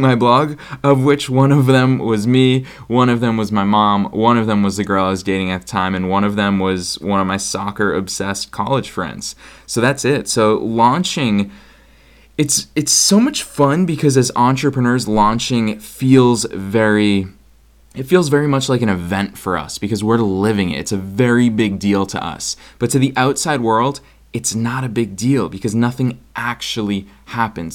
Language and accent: English; Boston, Massachusetts, United States; moved away; I'm actually recording from Boston, Massachusetts, which is where I grew up